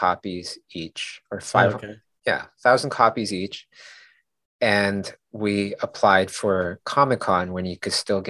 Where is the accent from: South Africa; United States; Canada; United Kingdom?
Canada; Kay and I were just like, oh, that's because we're from Canada, you know, instead of saying we're new.